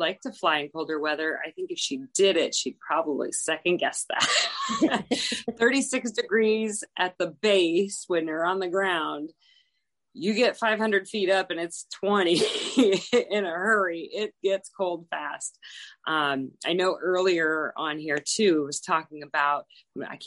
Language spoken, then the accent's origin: English; Alaska, United States; moved away; I'm from Alaska